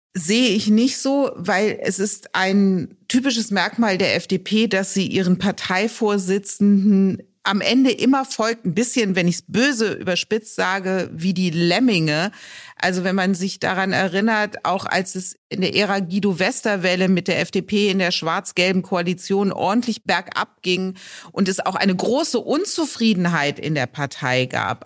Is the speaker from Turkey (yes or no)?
no; Rhineland, Germany; bin ich Rheinländerin